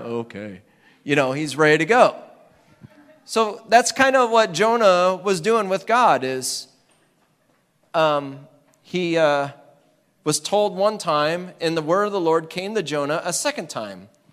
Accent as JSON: {"language": "English", "region": "Iowa", "country": "United States"}